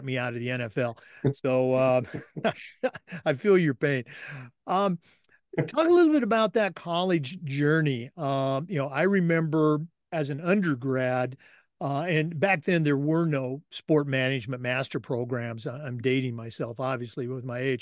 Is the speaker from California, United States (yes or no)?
no; Oregon, United States; now in Florida, United States; I grew up in Oregon, and, you know, I've been in Florida here for a long time